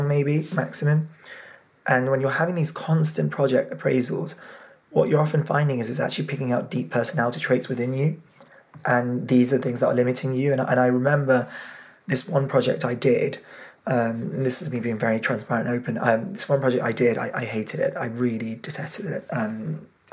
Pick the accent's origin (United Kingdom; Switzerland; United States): United Kingdom; England; My family are Indian origin, from a very kind of old-fashioned community, and even in England, very traditional old-fashioned. And then obviously being British as well